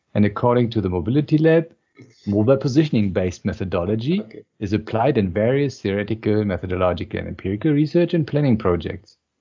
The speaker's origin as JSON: {"language": "English", "region": "Berlin", "country": "Germany", "said": "I'm actually from Berlin, and even more interestingly, I'm from the east part of Berlin"}